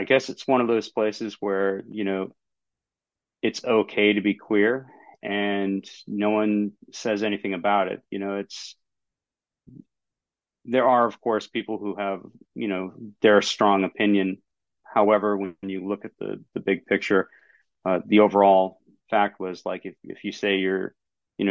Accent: down east Maine, United States; I'm in down east Maine. So closest city to where I'm at would be Bangor.

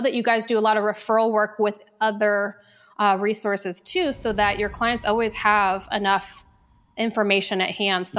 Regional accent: Omaha, Nebraska, United States; moved away; before I moved to Arizona, I was from Omaha, Nebraska.

